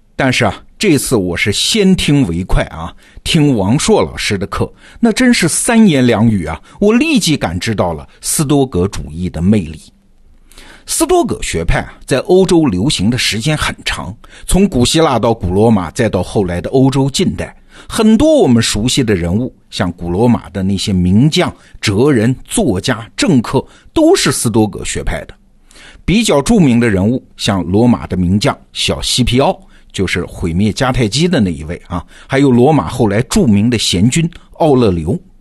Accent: China; 我们中国人

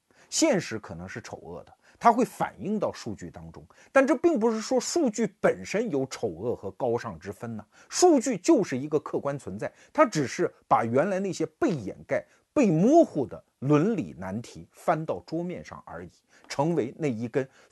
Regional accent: China; 我们中国人

